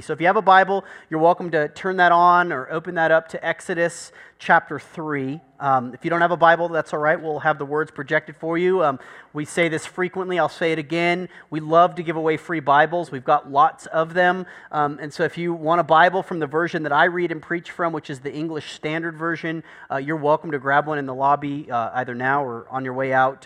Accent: United States; I'm American

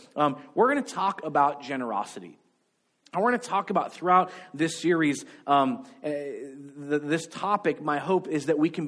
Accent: United States; I grew up in America and I spoke English

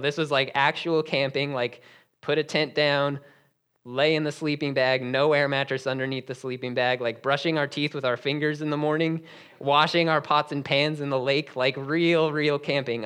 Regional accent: Denver, Colorado, United States; I was actually born and raised in Denver, Colorado

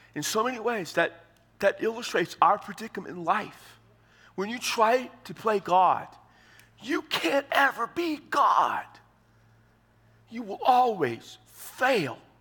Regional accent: Texas, United States; I'm from Texas

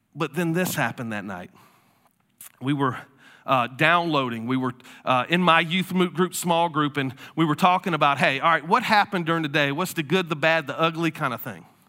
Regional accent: Florida, United States; moved away; I'm from Florida.

